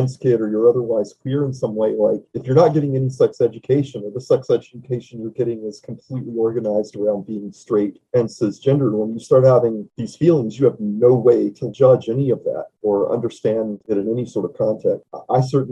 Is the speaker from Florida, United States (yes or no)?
no; East Texas, United States; moved away as an adult; also born or lived in Louisiana / Arkansas / Japan; now in Oakland, United States; I grew up in the South, mostly Texas and Arkansas, and I live in Oakland now.